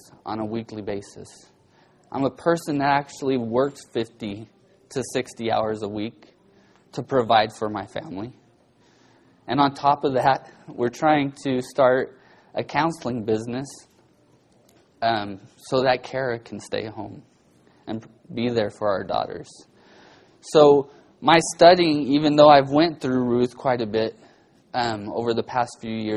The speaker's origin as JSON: {"language": "English", "town": "Bakersfield", "region": "California", "country": "United States", "tie": "born or raised there", "said": "growing up in Bakersfield, growing up a welder's son"}